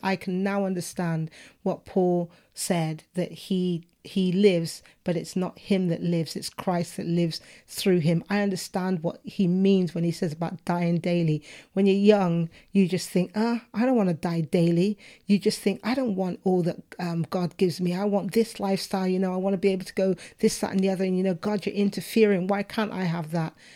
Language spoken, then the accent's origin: English; United Kingdom; I'm a Brit, but I am not, I'm British. But effectively, I have two cultures my parents are from Jamaica